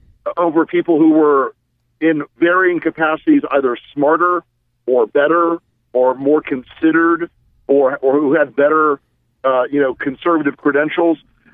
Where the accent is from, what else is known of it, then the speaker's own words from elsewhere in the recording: the South, United States; I'm from the South